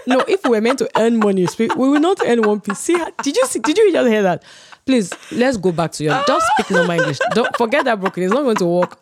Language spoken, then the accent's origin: English; Ibadan, Oyo, Nigeria; growing up in Ibadan